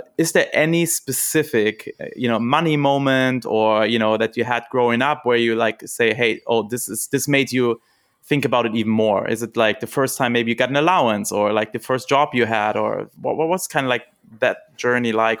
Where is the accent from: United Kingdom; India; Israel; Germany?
Germany; moved away; I'm from Germany originally